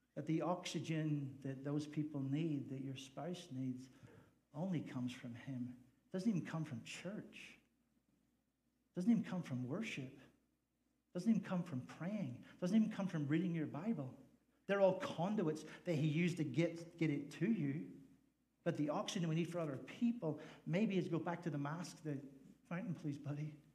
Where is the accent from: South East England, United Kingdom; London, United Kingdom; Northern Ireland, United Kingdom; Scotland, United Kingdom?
Northern Ireland, United Kingdom; also born or lived in Nevada / Fresno, California; now in United States; I just happen to be from the north. So I'm from the north of Ireland.